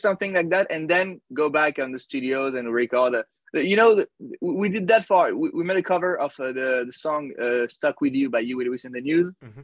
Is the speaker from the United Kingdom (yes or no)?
no; Paris, Île-de-France, France; I'm from Paris, France. Oh, I'm close to Paris. I'm not in Paris.